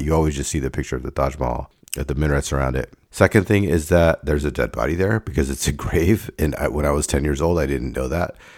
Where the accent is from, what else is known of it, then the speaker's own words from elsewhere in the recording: Davis, California, United States; I started missing Davis as my home